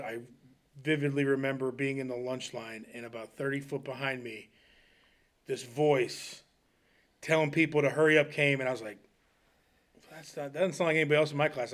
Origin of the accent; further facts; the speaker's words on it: Smithville, Ohio, United States; also born or lived in Akron, Ohio; I moved from Akron to Wayne County, uh, in fourth grade, ten years old, and, uh, so I moved to, uh, Smithville